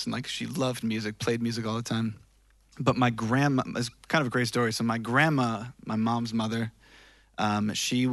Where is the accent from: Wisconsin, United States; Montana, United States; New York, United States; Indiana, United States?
Wisconsin, United States; Greenfield; moved away as an adult; also born or lived in Bay Area, California; I was born in Milwaukee. I was born in specifically Greenfield, Wisconsin